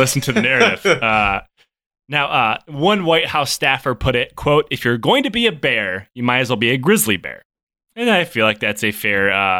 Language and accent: English; Michigan, United States; You know, I grew up in Michigan.